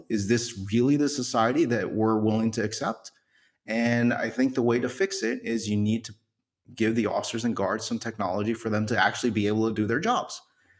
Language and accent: English; New York City, New York, United States; born there; I was born in New York City. Someone hit my town on 9/11.